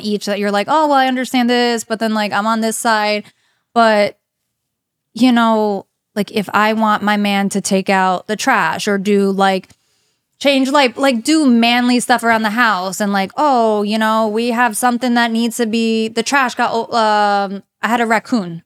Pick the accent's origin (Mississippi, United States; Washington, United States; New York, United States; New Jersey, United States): New Jersey, United States; also born or lived in Broward County, Florida; now in South Florida, United States; I'm from New Jersey.